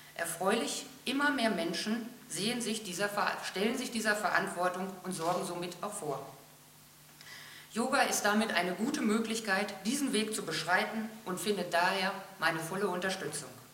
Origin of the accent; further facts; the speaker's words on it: Lippe, North Rhine-Westphalia, Germany; bei uns in Lippe